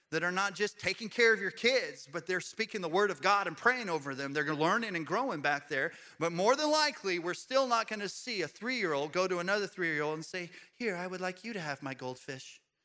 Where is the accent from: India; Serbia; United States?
United States; as American Christians